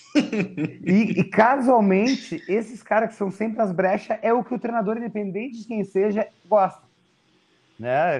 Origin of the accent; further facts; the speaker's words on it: Porto Alegre, Rio Grande do Sul, Brazil; now in São Paulo, Brazil; eu fui embora de Porto Alegre